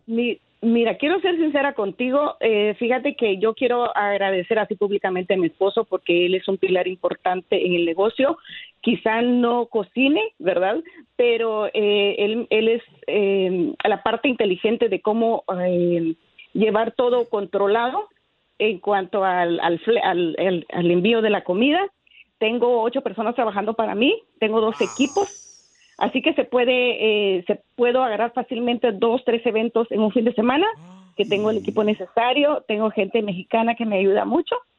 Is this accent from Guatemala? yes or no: yes; Guatemala; now in Dallas, United States; Soy guatemalteca